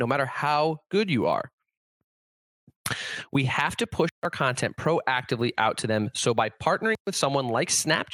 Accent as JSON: {"language": "English", "region": "Connecticut", "country": "United States", "tie": "born or raised there"}